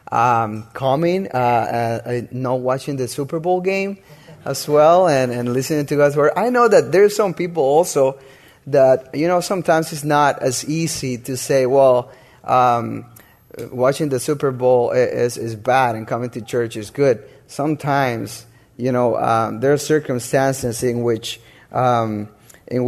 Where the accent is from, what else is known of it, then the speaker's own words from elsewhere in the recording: Honduras; moved away; I'm from Honduras, and I got married over here.